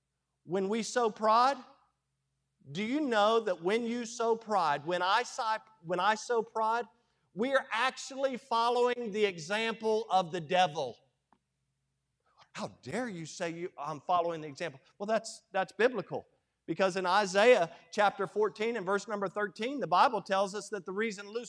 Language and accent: English; United States; I'm as American as they come